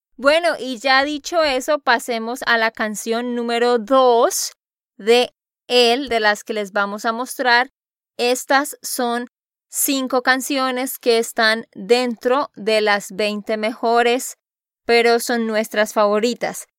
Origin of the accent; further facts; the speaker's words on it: Santander, Colombia; de Santander, Colombia